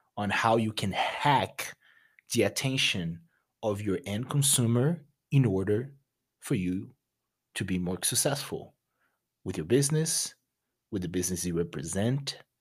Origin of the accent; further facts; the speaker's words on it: Rio de Janeiro, Brazil; English is a second language; moved away as an adult; now in United States; I'm originally from Brazil. from a beautiful city called Rio de Janeiro